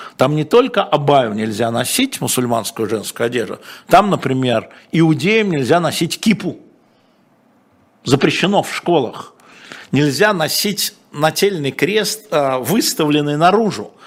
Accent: Moscow, Russia; я москвич

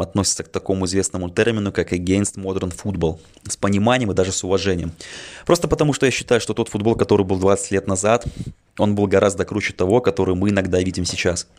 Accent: Minsk, Belarus; мне 27 лет, я из Минска

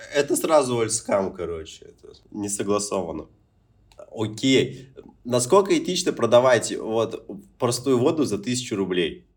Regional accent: Murmansk, Murmansk Oblast, Russia; now in Phuket, Thailand; у себя дома в Мурманске

